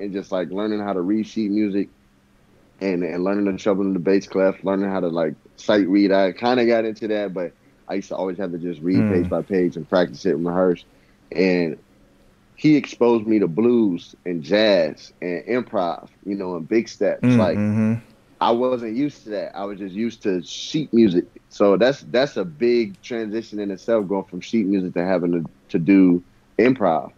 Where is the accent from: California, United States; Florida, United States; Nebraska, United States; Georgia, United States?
California, United States; Bay Area; moved away; I come from the Bay Area.